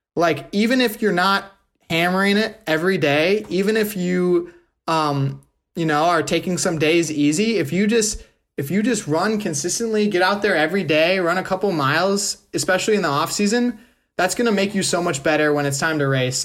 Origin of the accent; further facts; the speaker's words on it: Wisconsin, United States; I'm from Wisconsin too